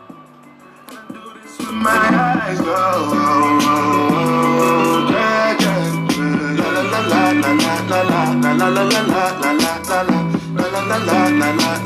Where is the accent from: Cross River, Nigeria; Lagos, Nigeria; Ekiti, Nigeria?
Lagos, Nigeria; from Lagos, West Africa.